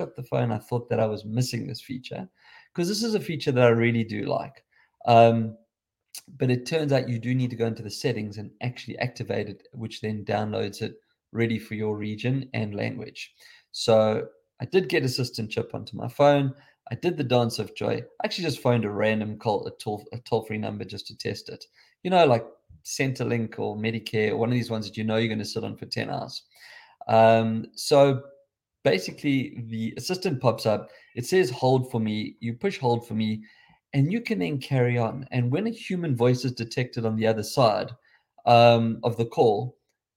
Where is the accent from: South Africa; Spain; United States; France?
South Africa; accent: South African